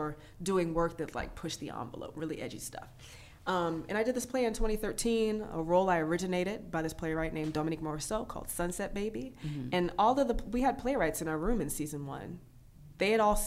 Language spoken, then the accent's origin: English; Maryland, United States; I'm from Maryland.